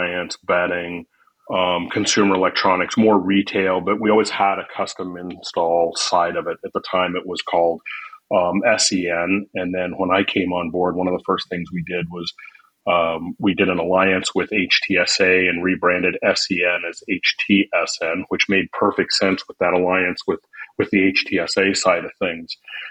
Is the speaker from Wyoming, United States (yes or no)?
yes; Casper, Wyoming, United States; moved away as an adult; also born or lived in Arizona / Billings, Montana; Born and raised in Wyoming, Casper, Wyoming